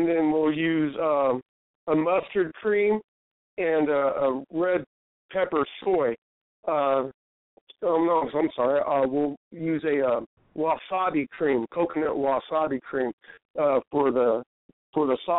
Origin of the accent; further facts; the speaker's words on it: Amarillo, Texas, United States; moved away as an adult; also born or lived in Colorado; now in Florida Keys, United States; the day I left my hometown Amarillo to come to the Keys